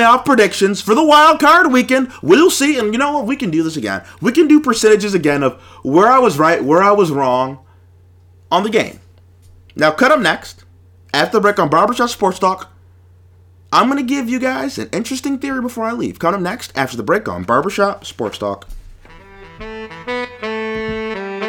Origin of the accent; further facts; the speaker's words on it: Buffalo, New York, United States; The Bills are my hometown team.